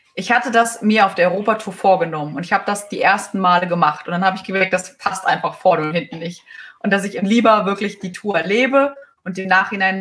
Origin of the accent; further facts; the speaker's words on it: Germany; als Deutscher